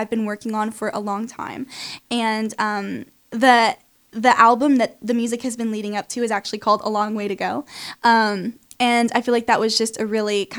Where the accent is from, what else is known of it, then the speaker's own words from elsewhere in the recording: Temple Terrace, Florida, United States; moved away as an adult; now in Nashville, United States; I'm from a little like suburb of Tampa called Temple Terrace